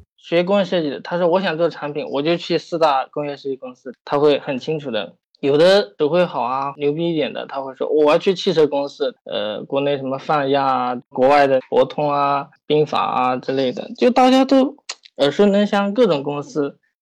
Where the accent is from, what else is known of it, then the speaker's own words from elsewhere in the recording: Yunnan, China; now in Shanghai, China; 因为我家是云南的